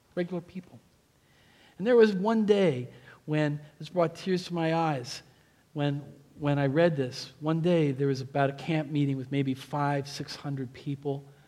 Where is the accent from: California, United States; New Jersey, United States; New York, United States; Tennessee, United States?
New Jersey, United States; moved away; also born or lived in Pennsylvania; I'm from Jersey.